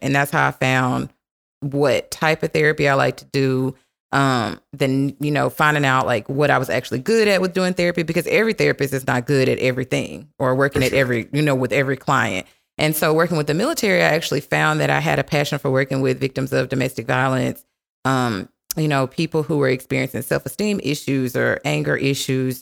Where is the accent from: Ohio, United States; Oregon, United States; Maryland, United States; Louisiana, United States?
Louisiana, United States; Minden; moved away as an adult; also born or lived in Dallas Fort Worth, Texas; now in Dallas, United States; I currently live in the Dallas Fort Worth area, um, and I'm originally from Minden, Louisiana